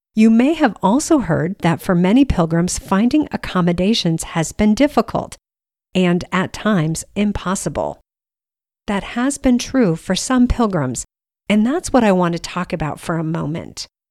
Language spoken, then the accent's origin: English; United States; we're both from the United States